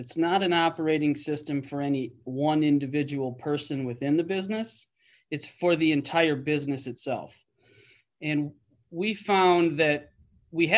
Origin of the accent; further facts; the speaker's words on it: Illinois, United States; moved away as an adult; also born or lived in Wisconsin / Michigan; my hometown in Illinois